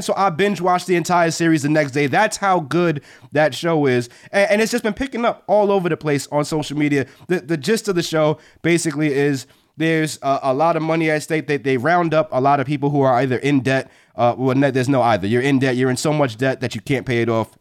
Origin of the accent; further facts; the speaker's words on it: Hampton, Virginia, United States; I'm not from Hampton VA, but I grew up there.